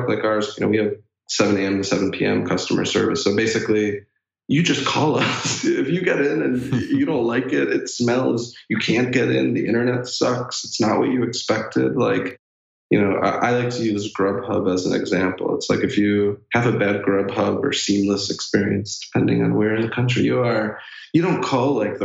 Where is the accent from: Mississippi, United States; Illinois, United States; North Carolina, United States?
Illinois, United States; Chicago; I'm a Chicago boy